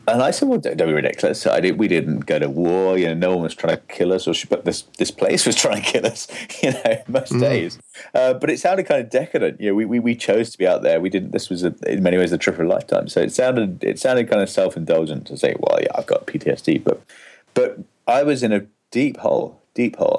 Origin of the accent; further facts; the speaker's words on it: England, United Kingdom; me being English